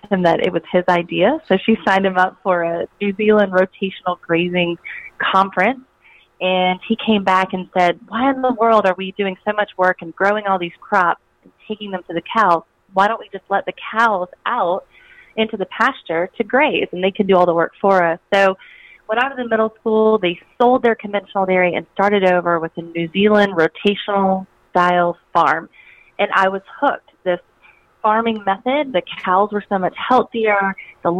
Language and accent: English; South Georgia, United States; So I grew up in South Georgia, and I grew up on a dairy farm